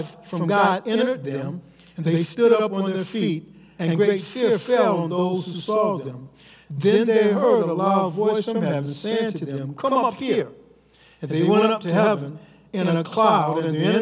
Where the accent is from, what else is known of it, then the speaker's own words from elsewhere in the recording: Los Angeles, California, United States; as a kid growing up in Los Angeles back in the 60s